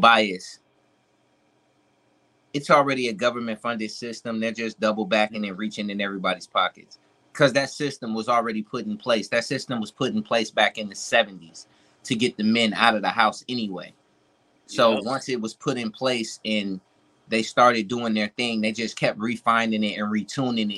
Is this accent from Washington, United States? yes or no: no; Milwaukee, Wisconsin, United States; moved away; I'm originally from Milwaukee